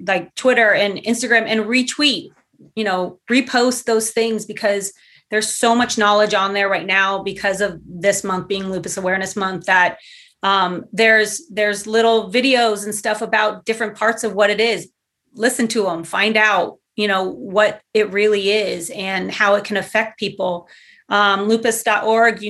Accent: Southern California, United States; moved away as an adult; also born or lived in Los Angeles; now in Portland, United States; I grew up in Southern California

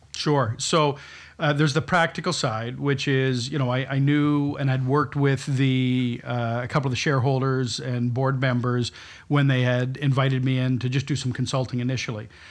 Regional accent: London, Ontario, Canada; moved away as an adult; also born or lived in Toronto / Tokyo / New York; now in New Brunswick, Canada; my family's from New Brunswick, but I was brought up in London, Ontario

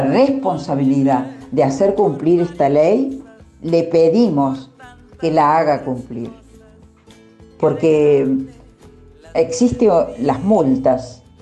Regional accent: Tulumba Department, Córdoba, Argentina; moved away; also born or lived in Buenos Aires; una zona muy hermosa y pintoresca, que es donde yo nací en realidad, que es el departamento de Tulumba, provincia de Córdoba. Allí me hice una, casita y es donde vivo

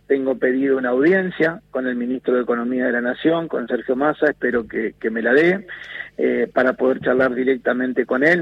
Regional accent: Argentina

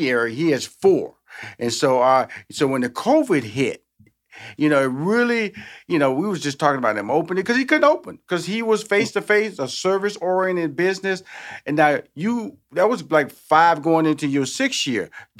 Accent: Houston, Texas, United States; like I'm from Houston, Texas.

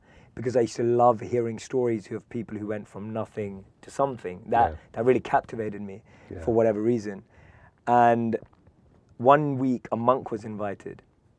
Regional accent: London, United Kingdom; accent: British; I'm from London, born and raised.

